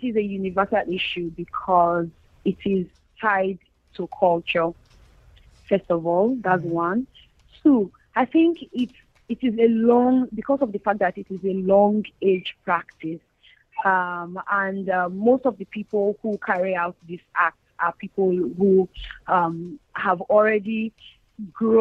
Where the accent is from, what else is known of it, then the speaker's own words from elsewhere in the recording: Nigeria; speaking from the reality of Nigeria and as a Nigerian